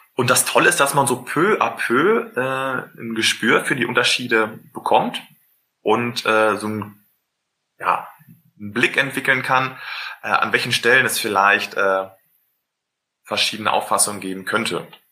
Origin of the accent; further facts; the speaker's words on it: Germany; wir Deutsche